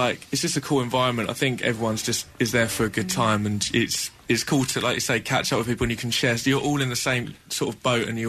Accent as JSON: {"language": "English", "country": "United Kingdom", "said": "I got accused of not being British, and then I happened to have my passport in my pocket"}